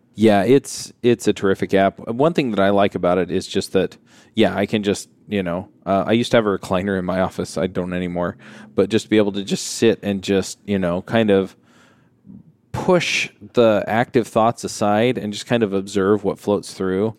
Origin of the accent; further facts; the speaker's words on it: Utah, United States; If you're from Utah and I'm from Utah